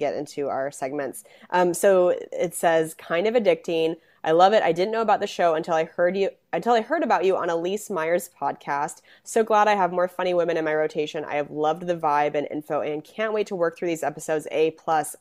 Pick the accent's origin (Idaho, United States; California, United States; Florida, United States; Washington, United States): Washington, United States; Spokane; also born or lived in Seattle; I'm from Spokane